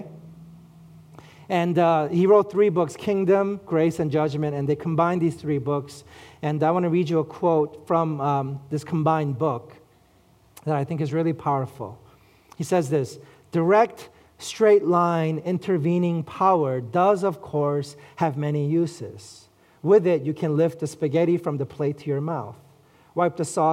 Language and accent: English; New York City, New York, United States; I grew up in Flushing, Queens